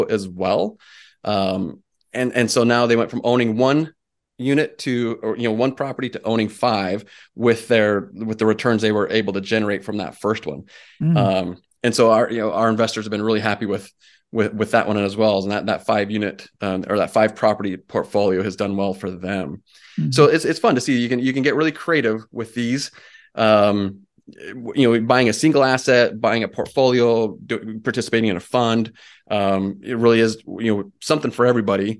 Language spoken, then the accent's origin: English; Utah, United States; moved away as an adult; My wife and I we're both originally from Utah. Uh-huh. And we left there in 2010